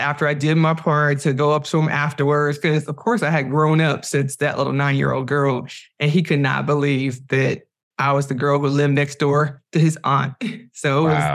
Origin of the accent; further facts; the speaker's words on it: Cleveland, Ohio, United States; moved away as an adult; now in Los Angeles, United States; I'm from Cleveland. I'm, that's that's who raised me to be who I am today